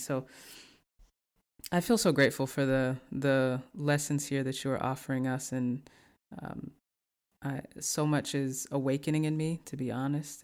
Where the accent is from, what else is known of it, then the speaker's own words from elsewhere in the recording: the South, United States; I'm from the South